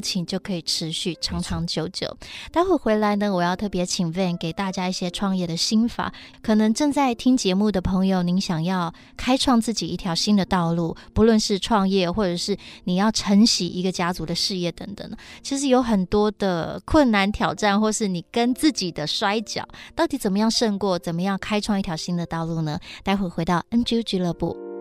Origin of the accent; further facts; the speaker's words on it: Taiwan; 我是来自台湾的客家人